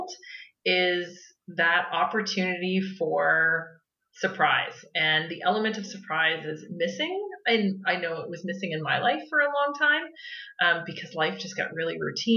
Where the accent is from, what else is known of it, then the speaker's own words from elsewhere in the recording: New Brunswick, Canada; moved away as an adult; also born or lived in Nova Scotia; I was born in Nova Scotia, but moved to New Brunswick before I was a year old, and spent most of my life there, and then came back to Nova Scotia to go to university